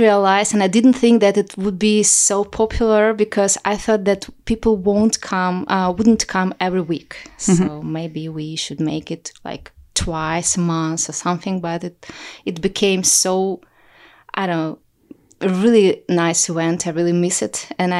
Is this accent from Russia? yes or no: yes; Russia; English is a second language; now in Amsterdam, Netherlands; In 2017, I came to Amsterdam from Russia, and I didn't know anyone here.